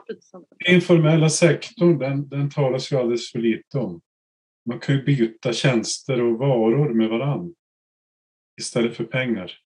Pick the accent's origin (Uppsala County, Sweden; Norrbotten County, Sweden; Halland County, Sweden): Norrbotten County, Sweden; Vi var ett gäng från Norrbotten